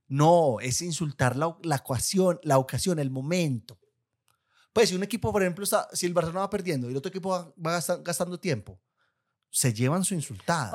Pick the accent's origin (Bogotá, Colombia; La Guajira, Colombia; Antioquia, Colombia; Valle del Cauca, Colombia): Antioquia, Colombia; Guatapé; yo soy de Guatapé.